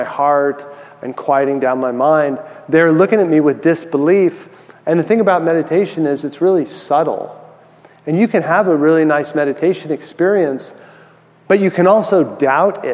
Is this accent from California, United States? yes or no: yes; San Francisco, California, United States; also born or lived in San Diego; I grew up in San Francisco, so I went to college in San Diego